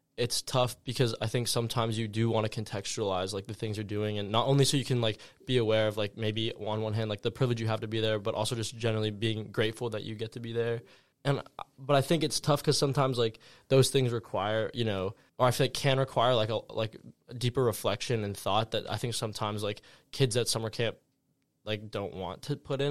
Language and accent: English; Santa Monica, California, United States; I am from Los Angeles, California, more specifically Santa Monica